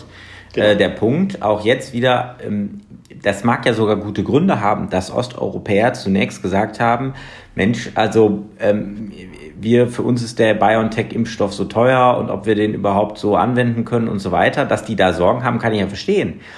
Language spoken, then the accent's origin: German; Germany; als Deutsche